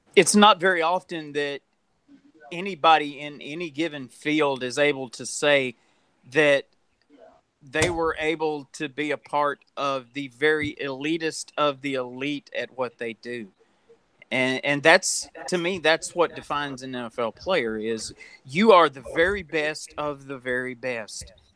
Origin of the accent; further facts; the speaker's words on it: West Monroe, Louisiana, United States; I'm from West Monroe, Louisiana, and – one of uh, the the prides of our local high school